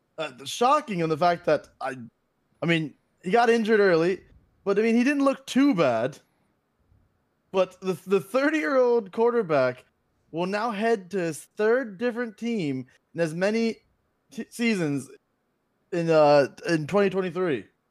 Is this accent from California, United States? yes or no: no; Florida, United States; born and raised in Florida, uh, still in Florida